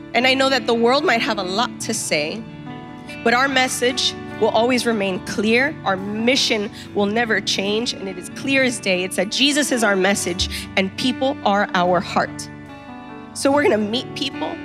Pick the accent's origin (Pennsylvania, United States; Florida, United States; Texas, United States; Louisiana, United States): Florida, United States; Miami; when you're born and raised in Miami